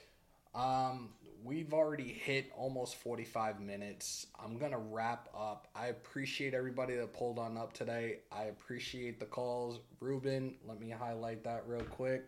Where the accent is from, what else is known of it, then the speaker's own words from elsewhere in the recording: Northeast, United States; I'm from the Northeast